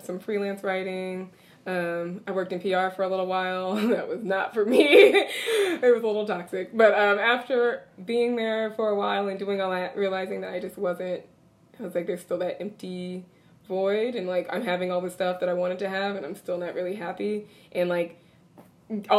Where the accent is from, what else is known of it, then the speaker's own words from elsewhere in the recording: Southern California, United States; moved away as an adult; also born or lived in New York City; Born and raised in Southern California, moved to New York City as soon as I finished college